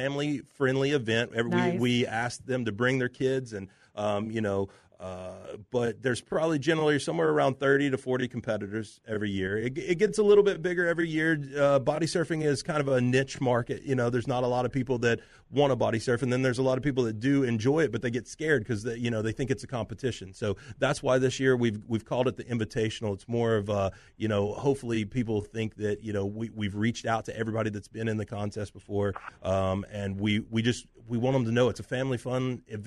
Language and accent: English; Tennessee, United States; I'm from Tennessee